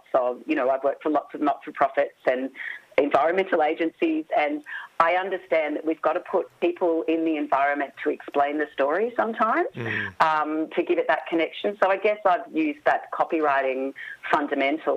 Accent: Warrnambool, Victoria, Australia; also born or lived in Port Fairy / Geraldton, Western Australia; I grew up in Warrnambool and Port Fairy, surrounded by wharves and jetties, lived in Geraldton in Western Australia for a while

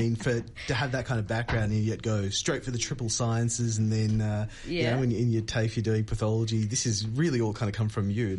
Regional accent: India; now in Australia; I was not born in this country. And so I was born in India.

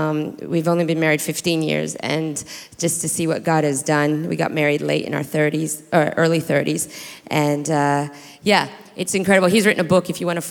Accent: New Zealand; born there; So I was born in New Zealand to a father who's Australian, grew up in the Philippines in a Chinese compound, going to an American school.

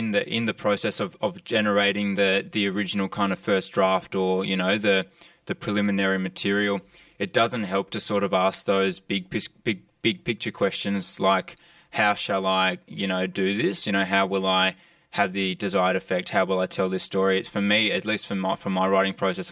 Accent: Alice Springs, Northern Territory, Australia; having grown up in Alice Springs, I've lived in that environment sort of my whole life

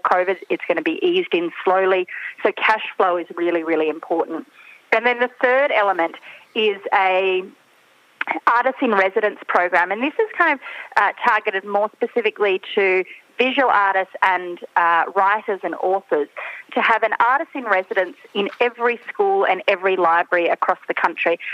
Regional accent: South Australia, Australia; I come from South Australia and we're the, the festival state here

